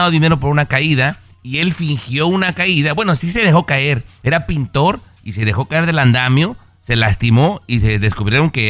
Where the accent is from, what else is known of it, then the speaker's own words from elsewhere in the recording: Mexico; moved away; Yo me vine de México en el año 89 y si esto hubiera pasado no hubiera sido más que una nota X.